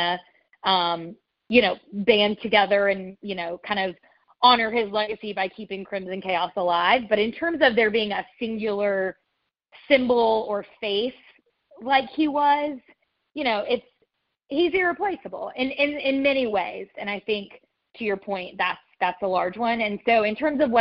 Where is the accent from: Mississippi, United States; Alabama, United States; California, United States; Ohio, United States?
Alabama, United States; moved away as an adult; now in New York, United States; I grew up in Alabama.